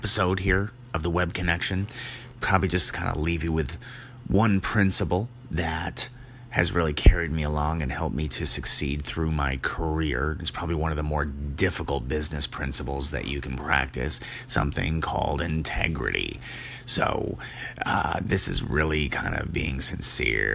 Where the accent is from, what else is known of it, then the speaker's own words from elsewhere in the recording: New Hampshire, United States; now in Vermont, United States; I am from the Northeast, born in New Hampshire, and so came over and live in Vermont now, been here ever since